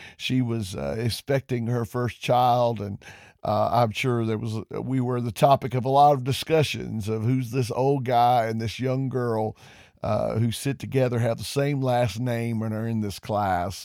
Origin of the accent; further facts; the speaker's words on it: Covington, Georgia, United States; also born or lived in Porterdale, Georgia; I grew up in Covington, Georgia, and I attended Newton County Schools.